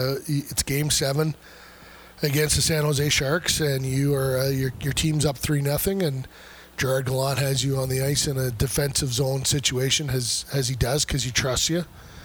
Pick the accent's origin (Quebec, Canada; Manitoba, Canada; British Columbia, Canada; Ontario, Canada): Manitoba, Canada; Winnipeg; Growing up in Winnipeg, you know, I have a friend who I think you were in her class at one point in time